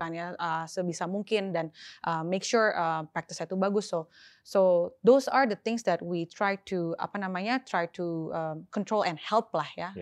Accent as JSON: {"language": "Indonesian", "region": "Jakarta", "country": "Indonesia", "tie": "born or raised there", "said": "So I was born, uh, lahirnya di Jakarta"}